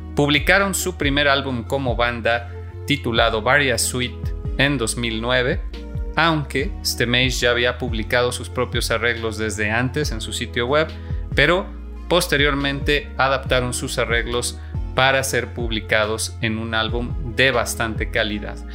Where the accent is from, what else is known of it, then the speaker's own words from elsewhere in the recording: Mexico; en mi país, en México